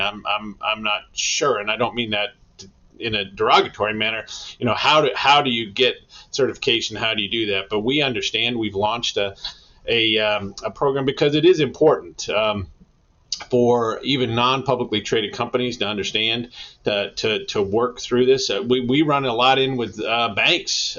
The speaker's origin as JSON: {"language": "English", "town": "Denver", "region": "Colorado", "country": "United States", "moved": "yes", "said": "I'm actually from Denver originally."}